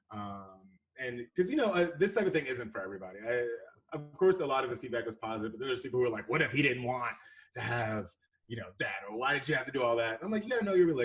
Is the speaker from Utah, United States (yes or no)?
no; Houston, Texas, United States; now in Dallas, United States; Born and raised Houston, Texas. Uh, I was born in Houston, and I've been in Dallas for ten to twelve